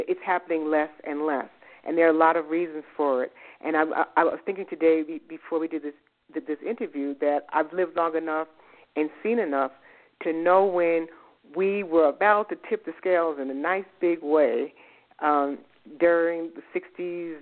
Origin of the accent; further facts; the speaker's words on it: New York City, New York, United States; moved away as an adult; also born or lived in Boston / the American South; I'm from the Bronx. I'm from New York. And I grew up there